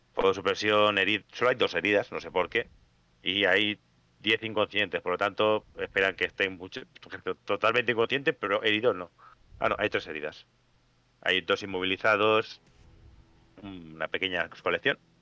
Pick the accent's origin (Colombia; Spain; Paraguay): Spain; los españoles no sabremos hablar inglés